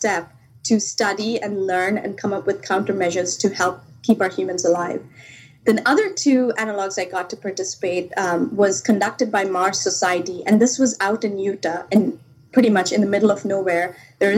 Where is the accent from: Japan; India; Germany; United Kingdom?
India; moved away; I grew up back in India